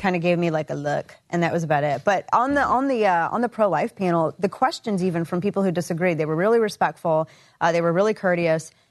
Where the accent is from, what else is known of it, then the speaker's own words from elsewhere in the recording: the Ozarks, Missouri, United States; moved away as an adult; now in Dallas, United States; growing up in the Ozarks